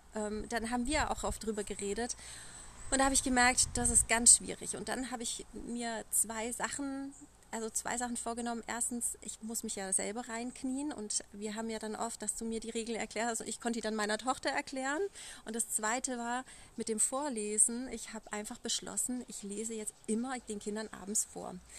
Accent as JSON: {"language": "German", "area": "Allgäu", "region": "Bavaria", "country": "Germany", "said": "ich komme aus dem Allgäu"}